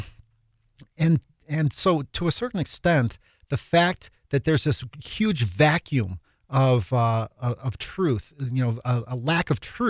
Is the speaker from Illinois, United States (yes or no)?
yes; Chicago, Illinois, United States; I grew up on the South Side of Chicago as well